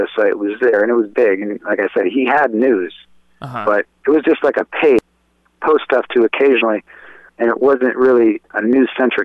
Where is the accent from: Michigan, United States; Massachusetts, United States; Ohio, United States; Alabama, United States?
Ohio, United States; Cleveland; I grew up in Cleveland